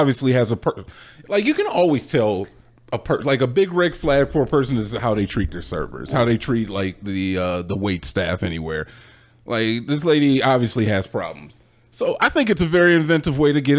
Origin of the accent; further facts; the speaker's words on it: Ohio, United States; moved away; we're both from Ohio